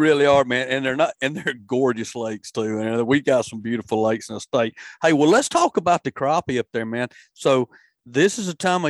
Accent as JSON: {"language": "English", "region": "Alabama", "country": "United States", "also_born_or_lived": "Mississippi", "moved": "as an adult", "said": "me moving from Mississippi over here about 8 years ago, which I'm from Alabama originally, spent a lot of my adult life in Mississippi, though."}